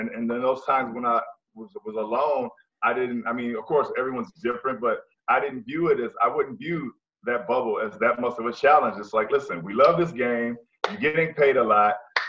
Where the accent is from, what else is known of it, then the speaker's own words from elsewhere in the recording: Tacoma, Washington, United States; Because me and you both know I'm from that environment.